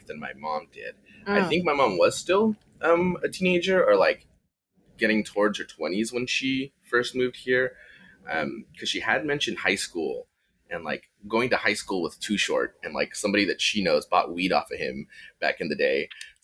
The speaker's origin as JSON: {"language": "English", "town": "San Francisco", "region": "California", "country": "United States", "tie": "born or raised there", "said": "I was born and raised here in San Francisco, California. Raised on the mission for a good portion of my life."}